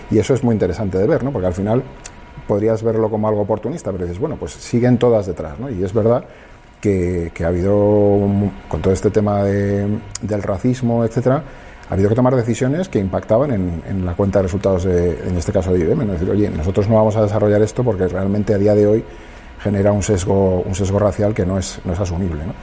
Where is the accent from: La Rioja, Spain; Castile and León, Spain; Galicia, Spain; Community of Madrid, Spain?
Community of Madrid, Spain; Madrid; yo es que soy de Madrid, lo siento